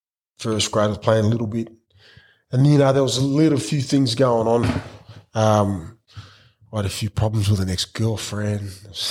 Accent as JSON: {"language": "English", "town": "Brisbane", "region": "Queensland", "country": "Australia", "tie": "born or raised there", "said": "Growing up in Brisbane, it's hard."}